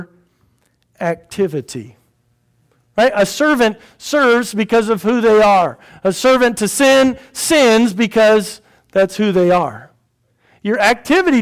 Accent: United States; I'm an American

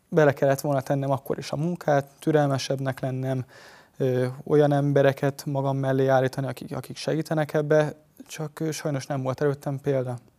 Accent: Hungary; magyar srácként

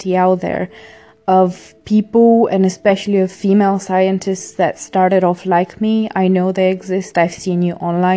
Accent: Bulgaria; moved away; I grew up in Bulgaria

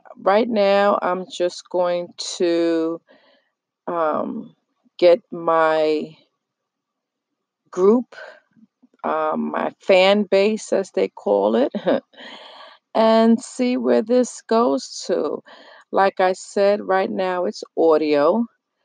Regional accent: New York City, New York, United States; now in New Jersey, United States; I am from New York. I was born and raised in the Bronx. I live in New Jersey right now

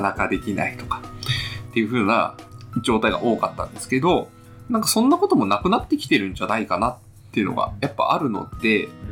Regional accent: Hokkaido, Japan; 私、地元北海道です

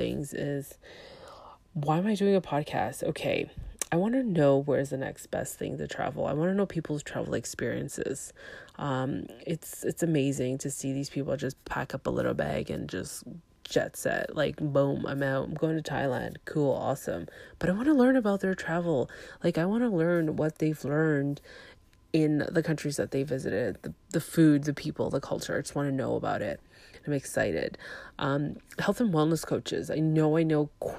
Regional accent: Toronto, Ontario, Canada; I was born in Toronto.

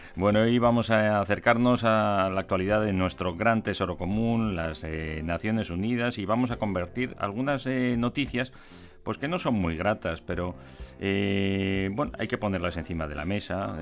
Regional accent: Spain; los que somos eh, ciudadanos de España

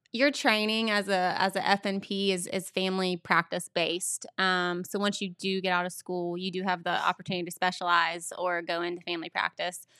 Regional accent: Beaver, Ohio, United States; I grew up in Beaver. I still live there

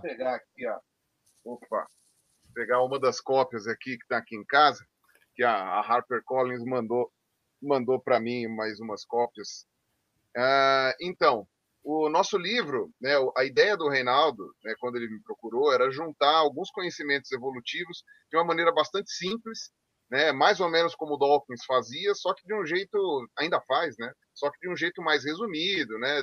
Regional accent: Brazil; como brasileiros

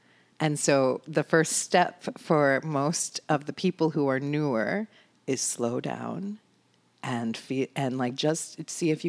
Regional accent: New York, United States; I grew up like in New York and like that, you know what I mean?

